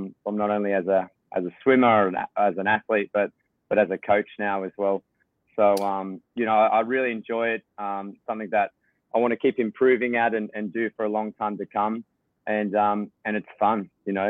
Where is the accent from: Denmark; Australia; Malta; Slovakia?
Australia; being an Aussie